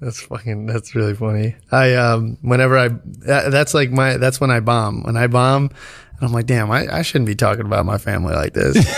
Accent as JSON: {"language": "English", "region": "New York", "country": "United States", "said": "as a New Yorker"}